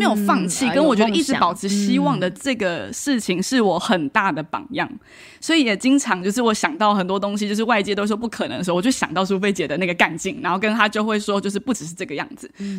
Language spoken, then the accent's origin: Chinese; Kaohsiung, Taiwan; 我是高雄人。